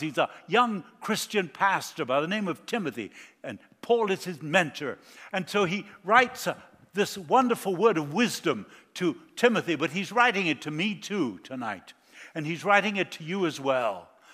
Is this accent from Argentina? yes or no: yes; Argentina; moved away; I was born in South America. I grew up in Argentina